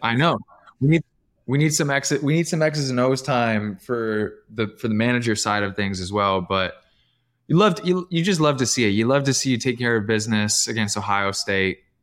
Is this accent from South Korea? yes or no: no; Canada; I'm Canadian